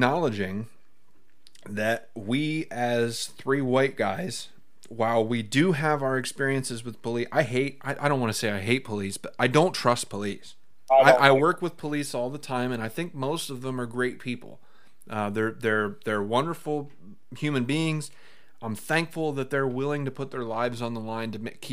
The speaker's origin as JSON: {"language": "English", "country": "United States", "said": "As an American"}